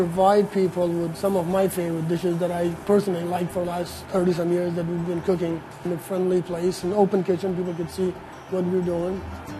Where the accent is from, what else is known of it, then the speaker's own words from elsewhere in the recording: Afghanistan; now in Alameda, United States; I'm co-owner of Angela's Kitchen in Alameda, California. I was born in Afghanistan. I grew up with fresh food